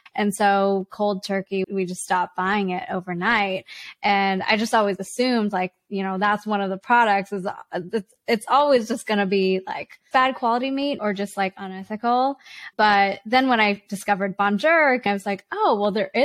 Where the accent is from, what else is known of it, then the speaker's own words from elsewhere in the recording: Vancouver, British Columbia, Canada; from my hometown of Vancouver